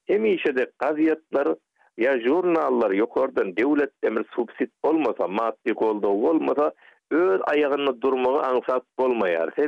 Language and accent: Turkmen; Turkmen Sahra, Golestan, Iran; men bilişine Türkmen sehradan olsanım